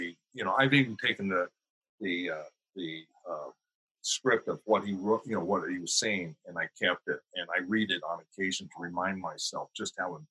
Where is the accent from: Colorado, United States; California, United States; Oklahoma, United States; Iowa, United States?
Oklahoma, United States; I grew up in Oklahoma, green country, rolling hills, lots of trees and everything.